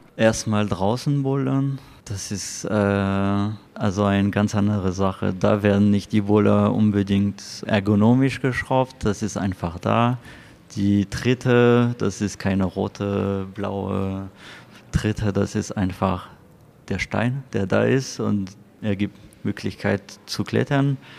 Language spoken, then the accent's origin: German; France; German is a second language; moved away as an adult; now in Paderborn, Germany; Ich komme aus Frankreich, bin seit fünf Jahren in Deutschland